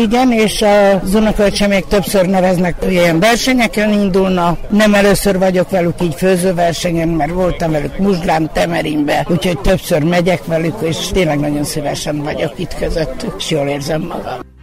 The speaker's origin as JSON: {"language": "Hungarian", "country": "Hungary", "tie": "born or raised there", "said": "Budapestről 40 kilométerre jöttünk, nekem itt van az okonságom, a szüleim ide valósiak, nekem most már csak itt van okonságom Magyarországon, a fiaimon kívül senki"}